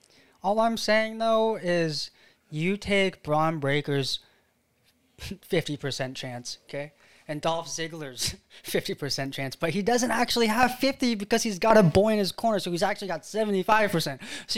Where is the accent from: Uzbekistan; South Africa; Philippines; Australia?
Philippines; I'm Filipino, not Chinese. Everyone in school would always tell me to do their math.